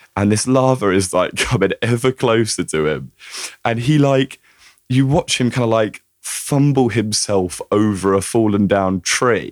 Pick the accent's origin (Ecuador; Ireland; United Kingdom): United Kingdom; as a Brit